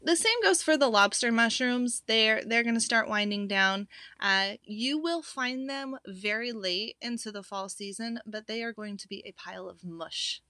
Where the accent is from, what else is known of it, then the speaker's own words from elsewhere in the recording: Pacific Northwest, United States; I grew up in the Pacific Northwest, hiking, hunting, backpacking